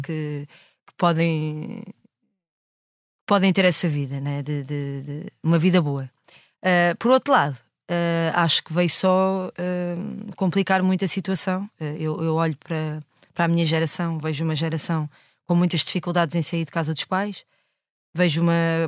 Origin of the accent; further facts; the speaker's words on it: Lisbon, Portugal; o prédio onde eu cresci